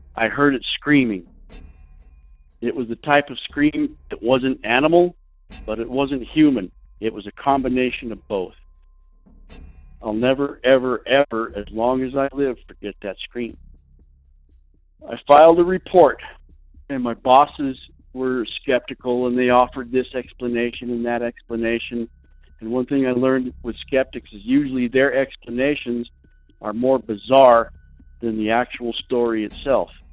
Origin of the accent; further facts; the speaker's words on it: New Mexico, United States; I'm from New Mexico